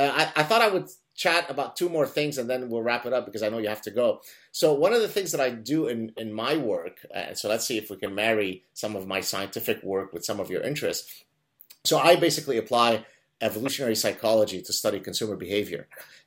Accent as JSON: {"language": "English", "town": "Montreal", "region": "Quebec", "country": "Canada", "tie": "born or raised there", "said": "I'm back in Montreal, which is my hometown."}